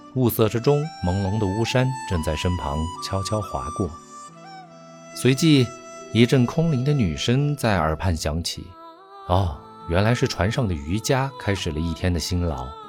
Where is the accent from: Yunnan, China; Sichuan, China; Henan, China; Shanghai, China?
Yunnan, China; 我家乡云南